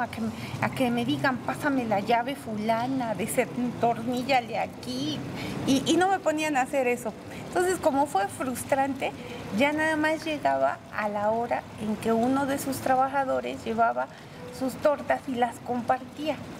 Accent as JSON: {"language": "Spanish", "region": "Puebla", "country": "Mexico", "tie": "born or raised there", "said": "Aquí en Puebla, soy poblana, poblana de hueso colorado"}